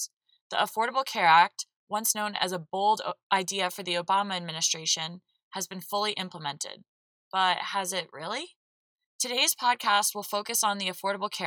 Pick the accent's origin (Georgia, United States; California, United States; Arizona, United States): Georgia, United States; the South, my home state of; Growing up in the South with two Northern parents